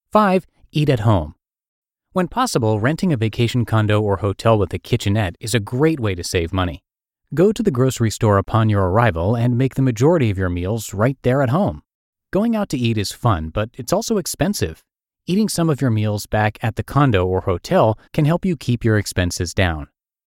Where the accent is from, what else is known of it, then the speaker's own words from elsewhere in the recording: Indiana, United States; Growing up in Indiana meant that I had never seen anything as big or as beautiful.